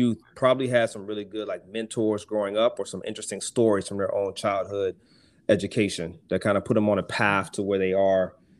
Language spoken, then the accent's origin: English; Arkansas, United States; I grew up on a lot of New Orleans music, especially hailing from the country town of Arkansas.